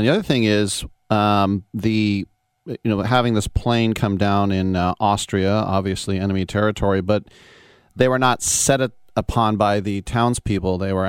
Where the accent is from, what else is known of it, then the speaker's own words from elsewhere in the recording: Bay Area, California, United States; I'm from the Bay Area.